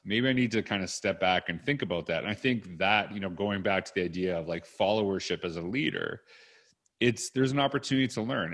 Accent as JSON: {"language": "English", "country": "Canada", "also_born_or_lived": "Edmonton, Alberta", "said": "that's part of being Canadian"}